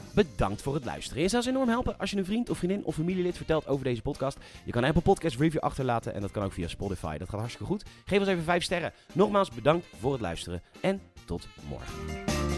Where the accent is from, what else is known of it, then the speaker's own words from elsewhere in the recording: Netherlands; ik ben Nederlander